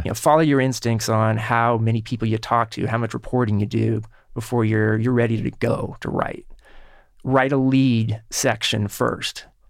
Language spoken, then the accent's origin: English; Kansas City, Kansas, United States; in Kansas City where I grew up